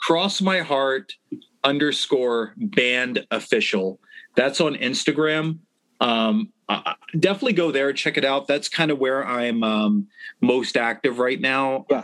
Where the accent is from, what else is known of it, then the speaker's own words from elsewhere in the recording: Baltimore, Maryland, United States; we definitely took pride in that we're yeah. from Baltimore